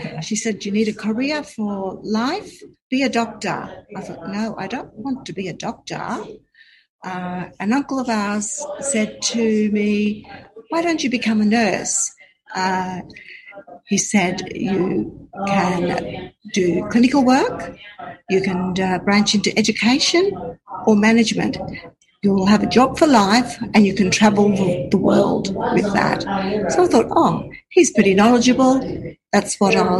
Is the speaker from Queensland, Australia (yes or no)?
yes; South Burnett, Queensland, Australia; also born or lived in Brisbane, Australia; I grew up in the South Burnett, born and bred, lived on acreage, quite a big farm with cattle